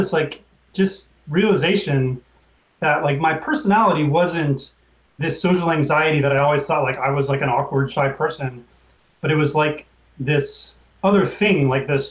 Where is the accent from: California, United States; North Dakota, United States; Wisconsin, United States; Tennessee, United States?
California, United States; Oakland; I grew up in Oakland, where cannabis was very accessible.